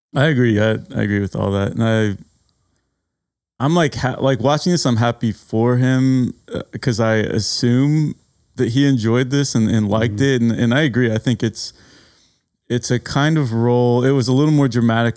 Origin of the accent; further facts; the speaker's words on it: San Antonio, Texas, United States; as a native Texan